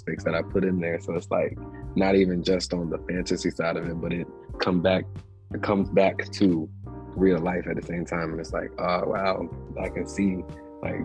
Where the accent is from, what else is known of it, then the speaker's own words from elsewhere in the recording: South Carolina, United States; I'm from South Carolina